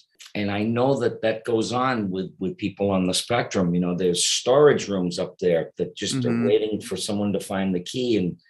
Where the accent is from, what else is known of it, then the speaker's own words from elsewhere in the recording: Boston, Massachusetts, United States; also born or lived in Detroit, Michigan / New York; now in Los Angeles, United States; No, I was born in Detroit, Michigan. Okay. And I grew up in Boston. Then I moved to New York, and after New York, moved to Los Angeles.